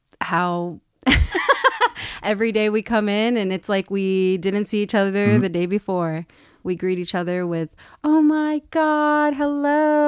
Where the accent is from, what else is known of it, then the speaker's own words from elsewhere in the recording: Bakersfield, California, United States; moved away as an adult; now in Los Angeles area, United States; I am from Bakersfield.